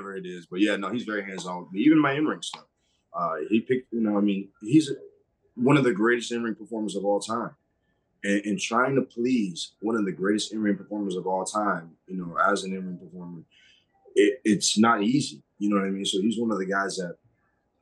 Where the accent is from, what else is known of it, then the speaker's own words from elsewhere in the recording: Massachusetts, United States; I grew up in Massachusetts